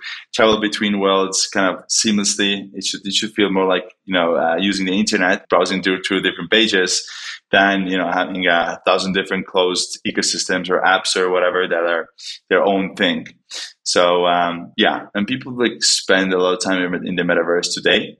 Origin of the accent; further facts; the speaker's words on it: Estonia; moved away as an adult; also born or lived in Los Angeles, United States; now in New York, United States; I'm originally from Estonia, moved to New York to work with a bunch of customers we have in the States